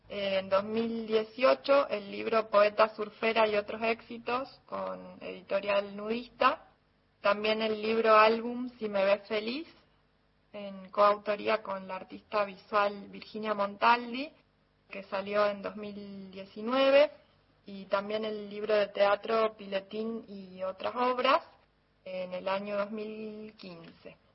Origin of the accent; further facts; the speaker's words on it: Jujuy, Argentina; de Jujuy.